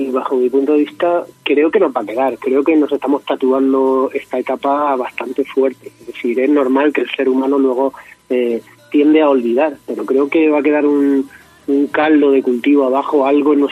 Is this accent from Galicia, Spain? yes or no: no; Region of Murcia, Spain; intentando sobre todo hacer recetas de mi tierra de Murcia que me que me encanta y que me chivan mi, mi madre mis tías